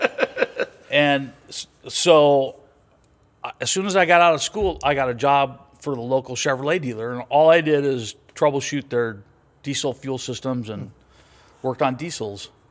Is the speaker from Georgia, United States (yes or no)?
no; Los Angeles, California, United States; moved away as an adult; I grew up in Venice Beach in the sixties and the seventies.